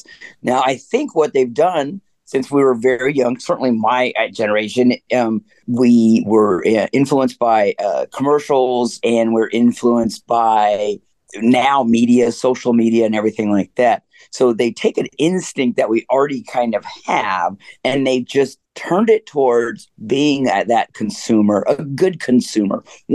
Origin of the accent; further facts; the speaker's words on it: Canada; I'm coming from the reservation and obviously we have a cooperative, but we don't really have money. So there's nobody's keeping up with anybody really in that regard. And we're Canadian Indian